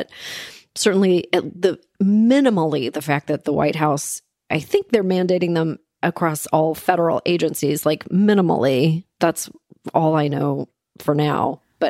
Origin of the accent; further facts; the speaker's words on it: Canada; I'm Canadian.